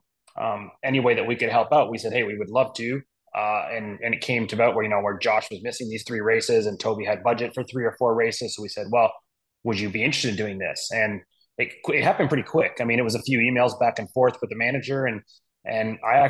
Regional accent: Toronto, Ontario, Canada; Toronto's my, you know, my hometown. I was born and raised just north of there

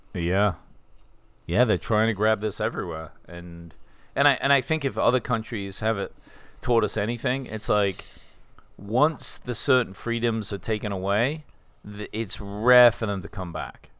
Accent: England, United Kingdom; I'm English.

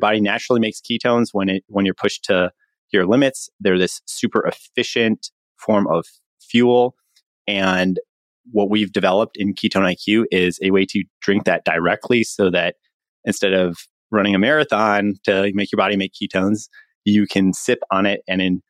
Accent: Chicago, Illinois, United States; My background is I'm from Chicago originally.

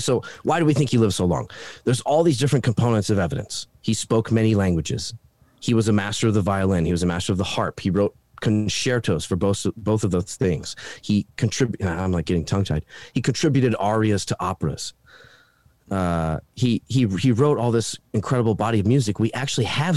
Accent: Hawaii, United States; now in Idaho, United States; I'm from Hawaii originally

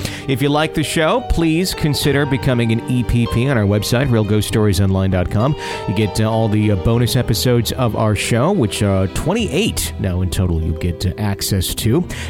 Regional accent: Ohio, United States; Backstory on me, I'm from Ohio, and I come from a family that is very big into the paranormal.

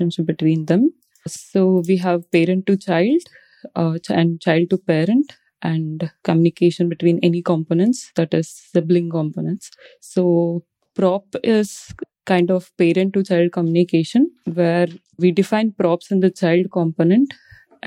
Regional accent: India; moved away as an adult; now in Australia; I'm from India, and I just moved to Australia. I live here

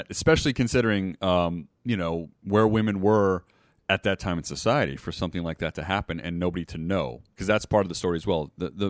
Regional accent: Montenegro; And I am from Montenegro, so this is actually a heritage of mine, this lady.

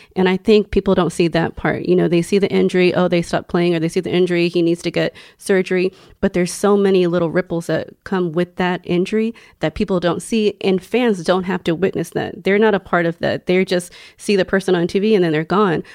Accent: Houston, Texas, United States; I grew up in Houston

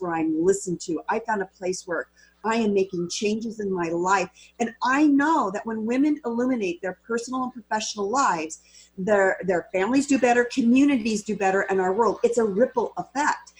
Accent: Walla Walla, Washington, United States; So I'm born and raised in Walla Walla.

